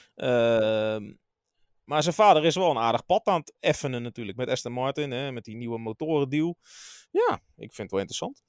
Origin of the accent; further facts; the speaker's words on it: Rotterdam, South Holland, Netherlands; als Rotterdammer met een kleine voorliefde voor Feyenoord